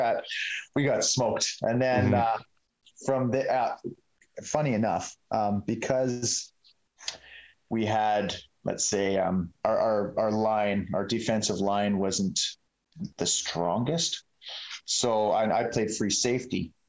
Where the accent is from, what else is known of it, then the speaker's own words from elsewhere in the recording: Sicamous, British Columbia, Canada; also born or lived in Salmon Arm; I grew up in Sycamose